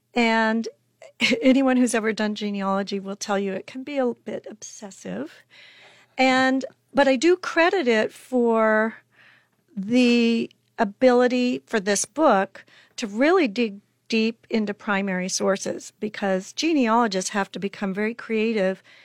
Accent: Chadron, Nebraska, United States; I'm originally from Shadrach, Nebraska, which is way up in the corner, northwestern corner.

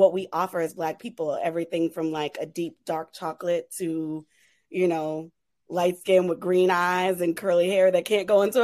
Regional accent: New Orleans, Louisiana, United States; growing up in New Orleans

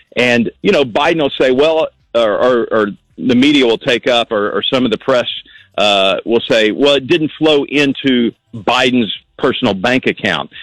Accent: Texas, United States; moved away; I grew up in Texas

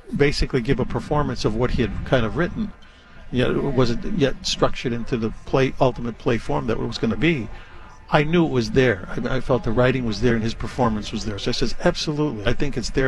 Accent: Chicago, Illinois, United States; moved away; I grew up in Chicago

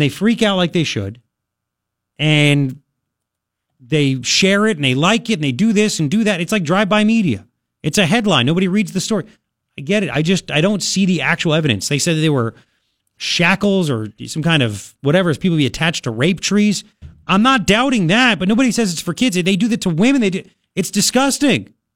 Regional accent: Long Island, New York, United States; now in Tucson, United States; I grew up on Long Island

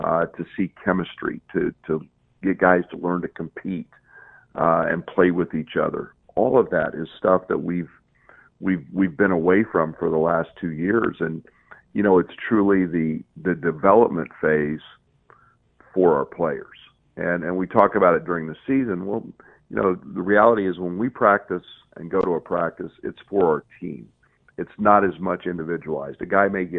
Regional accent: McPherson, Kansas, United States; moved away; my hometown for 50 years of anniversary for the 22 state champions that have come out of McPherson, Kansas

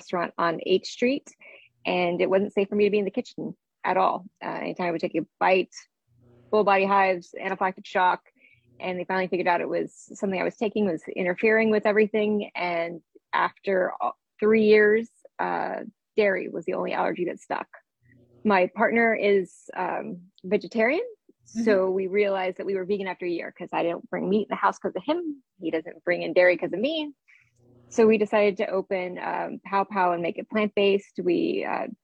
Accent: San Francisco, California, United States; now in Washington, D.C., United States; I grew up in San Francisco

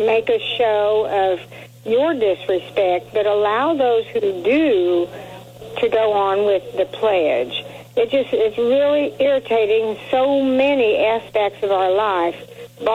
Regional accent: Colorado, United States; now in Lebanon, Missouri, United States; I was raised in Colorado

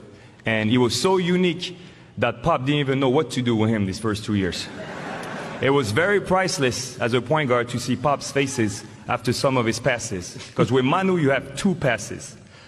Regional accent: France; accent: French; moved away; my French accent

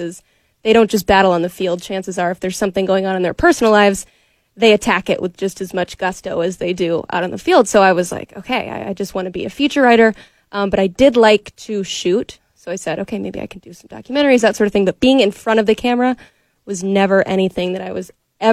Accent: Knoxville, Tennessee, United States; I didn't just work in Knoxville. I grew up in Knoxville

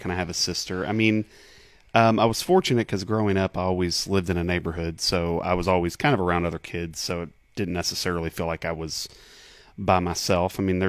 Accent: Kentucky, United States; also born or lived in Bloomington / Lexington / Richmond / Owensboro; So I was born in Bloomington, Indiana, was there for about 6 months. We moved to Lexington, moved then to Richmond, Kentucky, and then we moved to Owensboro

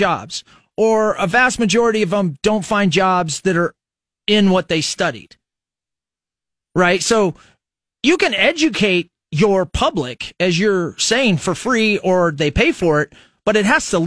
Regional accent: Fremont, Nebraska, United States; now in Lincoln, United States; I was from Fremont, Nebraska

